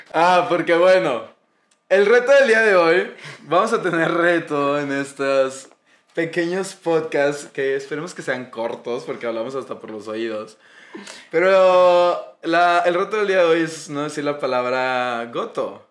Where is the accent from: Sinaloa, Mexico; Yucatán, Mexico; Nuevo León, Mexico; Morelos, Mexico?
Nuevo León, Mexico; Monterrey; somos regios